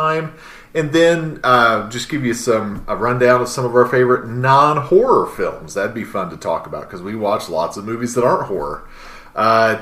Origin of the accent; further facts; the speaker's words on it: Richmond, Indiana, United States; also born or lived in Muncie, Indiana / Bryant, Indiana; I'm originally from Richmond, Indiana